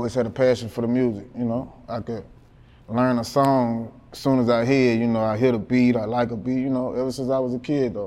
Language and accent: English; Baton Rouge, Louisiana, United States; North Baton Rouge. I'm from Banks, okay. College Banks.